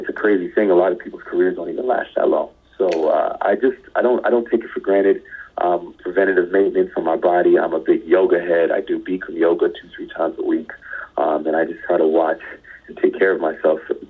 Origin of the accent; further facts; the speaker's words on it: New York City, New York, United States; I grew up in Queens